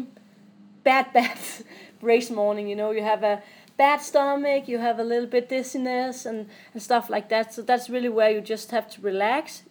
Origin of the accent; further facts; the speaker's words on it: Odense, Southern Denmark, Denmark; I'm from Odense, where I'm living